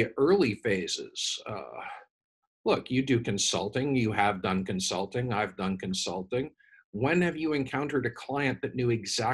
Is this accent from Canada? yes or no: yes; Canada; I'm Canadian.